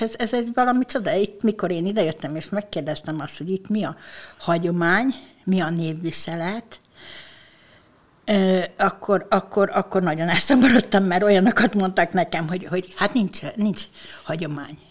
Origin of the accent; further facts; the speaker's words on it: Ormánság, Baranya, Hungary; also born or lived in Bogádmindszent; Én ugye ormánysági lány vagyok